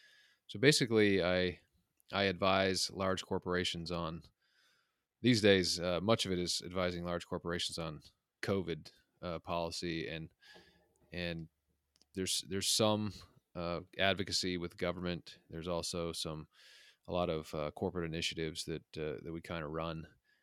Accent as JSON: {"language": "English", "region": "Utah", "country": "United States", "tie": "born or raised there", "said": "So I grew up in the Mountain West, in a suburb of Salt Lake City. And where I grew up was kind of like more of a working class place."}